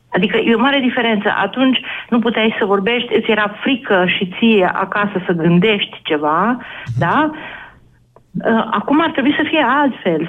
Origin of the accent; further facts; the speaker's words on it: Romania; suntem români